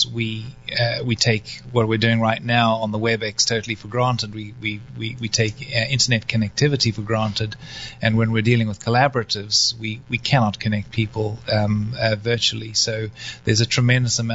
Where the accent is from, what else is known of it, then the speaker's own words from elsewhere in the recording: South Africa; also born or lived in North Carolina, United States; now in United States; go back to my home country, which is South Africa